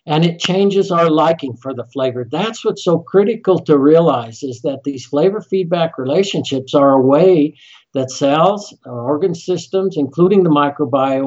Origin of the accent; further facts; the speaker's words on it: Colorado, United States; moved away; also born or lived in Utah; I'm from Colorado originally, love the mountains